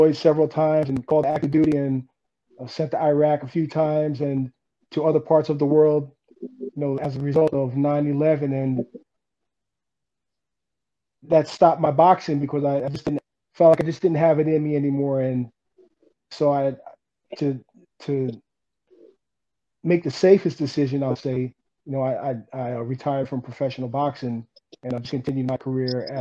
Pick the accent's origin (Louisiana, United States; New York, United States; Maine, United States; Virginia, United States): New York, United States; moved away as an adult; also born or lived in Fort Hood, Texas / Pensacola, Florida; now in Orlando, United States; I live in Orlando, Florida. Presently, I'm originally from New York